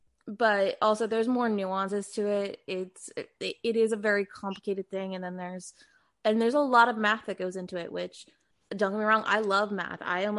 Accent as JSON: {"language": "English", "town": "Philadelphia", "region": "Pennsylvania", "country": "United States", "tie": "born or raised there", "also_born_or_lived": "New York", "moved": "as an adult", "lives_now": "California, United States"}